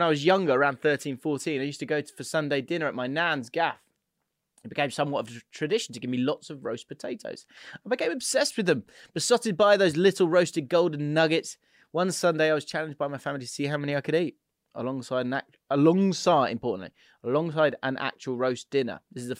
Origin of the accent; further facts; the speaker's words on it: Canada; I'm Canadian and I heard some Americans do it.